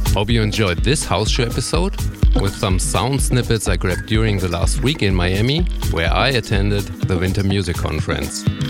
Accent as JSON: {"language": "English", "country": "Germany", "accent": "German", "second_language": "English", "said": "Is my accent a little bit too harsh and sounds too German?"}